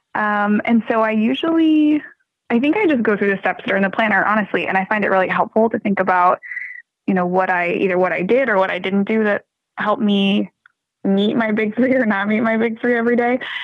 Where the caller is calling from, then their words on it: Malden, Massachusetts, United States; I'm calling from Malden, Massachusetts, just north of Boston.